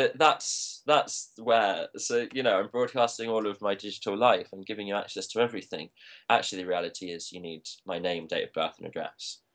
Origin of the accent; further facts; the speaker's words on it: Leicester, East Midlands, United Kingdom; I'm from Leicester